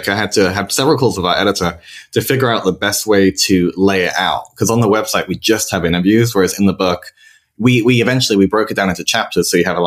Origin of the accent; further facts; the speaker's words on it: United Kingdom; moved away as an adult; also born or lived in London / Spain; now in San Francisco, United States; I'm British, like yourself, but I've been living here in San Francisco for about 3.5 years now